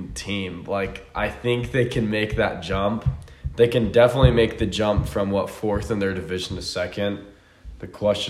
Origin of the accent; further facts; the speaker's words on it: California, United States; born there; also born or lived in Washington State / Connecticut; I was born in California. That's why I'm a Golden State fan. Then I shortly moved to Washington State after moving back and forth between Connecticut and all this other stuff.